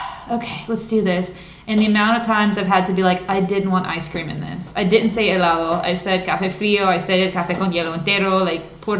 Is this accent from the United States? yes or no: yes; United States; the U.S.